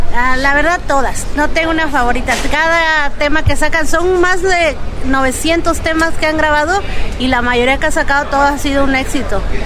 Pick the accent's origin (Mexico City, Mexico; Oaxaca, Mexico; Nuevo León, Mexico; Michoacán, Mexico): Michoacán, Mexico; Tangancícuaro; nosotros somos de Tangancícuaro